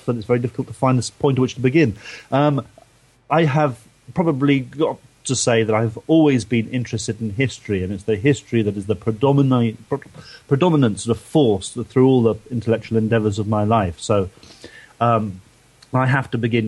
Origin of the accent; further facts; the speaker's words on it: London, United Kingdom; moved away as an adult; now in Devon, United Kingdom; I grew up in south of London before that.